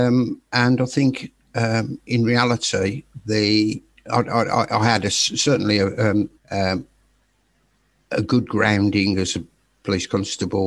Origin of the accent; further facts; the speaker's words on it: Birmingham, West Midlands, United Kingdom; now in Staffordshire, United Kingdom; I was born in Birmingham, and I currently live in Staffordshire